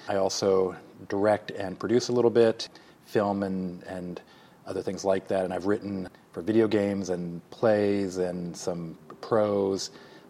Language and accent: English; Alaska, United States; also born or lived in Illinois / Saudi Arabia; So I was born near Chicago, but we lived for 6 years in Saudi Arabia when I was a little kid, and then went to Alaska where I went to high school.